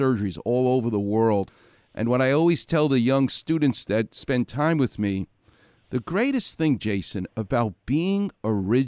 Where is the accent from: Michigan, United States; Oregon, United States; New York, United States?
New York, United States; New York City; now in Los Angeles, United States; I grew up in Far Rockaway, New York